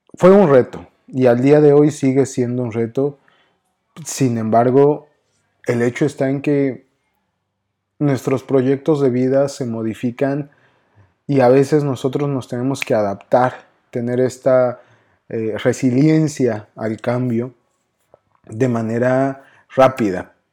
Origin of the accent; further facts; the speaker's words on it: Mexico City, Mexico; accent: chilango; moved away as an adult; now in Monterrey, Mexico; espero que todavía siga manteniendo mi acento chilango